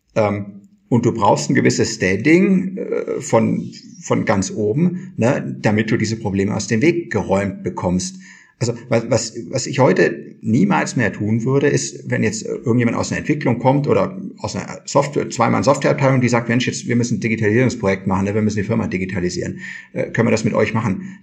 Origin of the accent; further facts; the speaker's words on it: Kirchheim, Germany; bei uns in Kirchheim